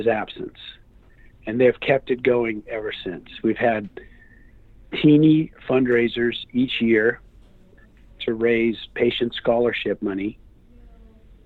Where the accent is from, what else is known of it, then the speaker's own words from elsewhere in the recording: New Orleans, Louisiana, United States; moved away; also born or lived in San Diego / Houston; I grew up in New Orleans